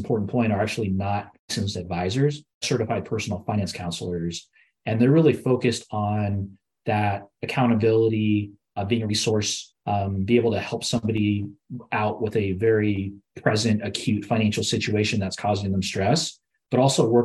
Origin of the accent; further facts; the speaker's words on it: Southern California, United States; I'm growing up in Southern California myself